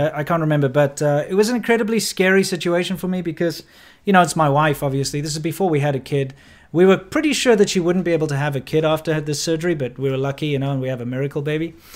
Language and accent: English; Johannesburg, Gauteng, South Africa; moved away; also born or lived in Cape Town / China; when I was about ten, uh, we moved to Johannesburg and ended up living in Chartwell